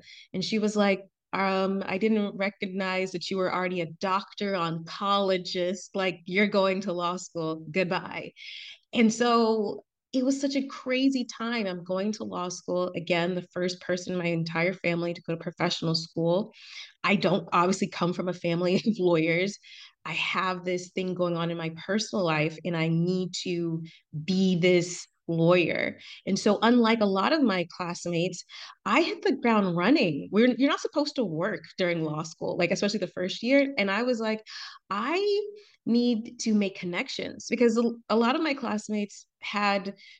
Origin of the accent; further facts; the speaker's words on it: Atlanta, Georgia, United States; So I'm from Atlanta, but my dad and his family are immigrants from Trinidad and Tobago.